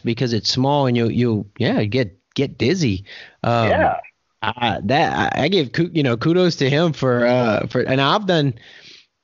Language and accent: English; Louisiana, United States; now in Oklahoma, United States; I grew up in Louisiana, hurricane area, and now I live in Oklahoma, tornado area.